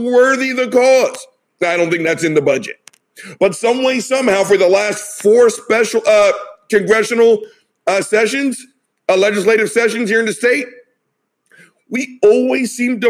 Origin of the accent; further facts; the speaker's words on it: United States; my experience as an American